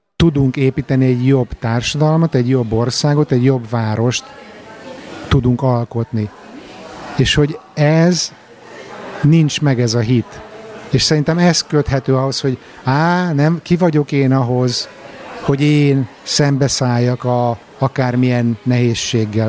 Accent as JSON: {"language": "Hungarian", "region": "Budapest", "country": "Hungary", "first_language": "Hungarian", "moved": "yes"}